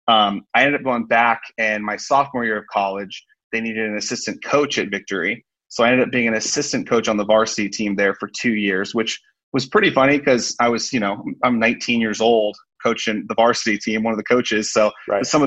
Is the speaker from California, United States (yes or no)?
yes; Sacramento, California, United States; I grew up in the Sacramento area